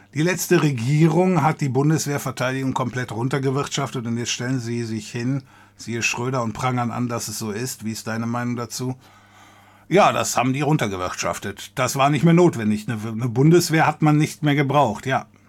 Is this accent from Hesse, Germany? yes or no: no; area around Cologne, North Rhine-Westphalia, Germany; ich komme hier aus der Gegend um Köln